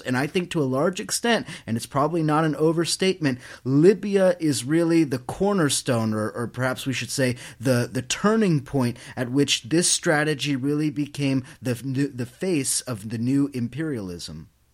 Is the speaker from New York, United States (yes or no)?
yes; New York City, New York, United States; I come from New York City where bullshit is equally important